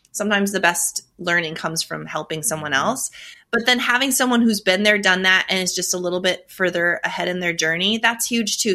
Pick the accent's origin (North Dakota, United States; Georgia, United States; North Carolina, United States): North Dakota, United States; I'm from North Dakota. That's a story in and of itself. I survived North Dakota winters for forty-plus years.